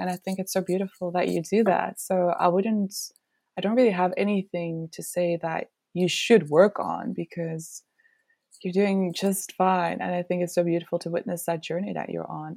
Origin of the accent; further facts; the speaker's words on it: Belgium; moved away; I'm originally from Belgium